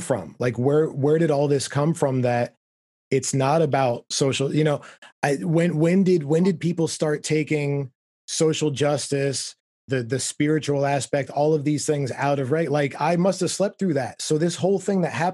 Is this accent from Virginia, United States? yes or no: no; South Florida, United States; moved away as an adult; also born or lived in outside Philadelphia, Pennsylvania; Then I moved to Florida.